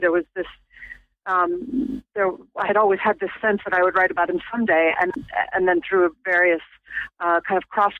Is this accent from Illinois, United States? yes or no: yes; Chicago, Illinois, United States; moved away as an adult; now in Norwich, United Kingdom; You might be able to hear from my accent. I was not raised in England. I'm actually from Chicago, which is where all of my family is.